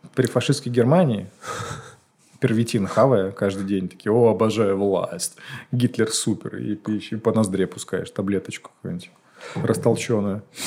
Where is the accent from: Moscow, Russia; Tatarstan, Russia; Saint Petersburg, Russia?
Moscow, Russia; я не москвич, да, я там в 6 лет сюда приехал